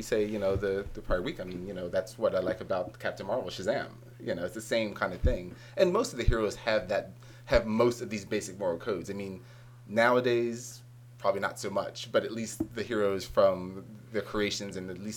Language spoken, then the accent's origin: English; Philadelphia, Pennsylvania, United States; I'm from Philadelphia